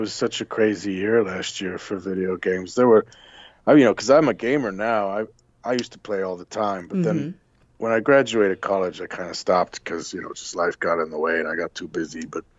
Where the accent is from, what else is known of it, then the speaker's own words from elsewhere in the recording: west coast, Ireland; also born or lived in New Jersey, United States; we decided to go back to my mom's hometown, which is in the west coast of Ireland, a place